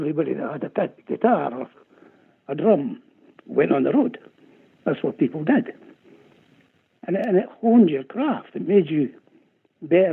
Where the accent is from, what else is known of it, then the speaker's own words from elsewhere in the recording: Scotland, United Kingdom; I'm Scottish.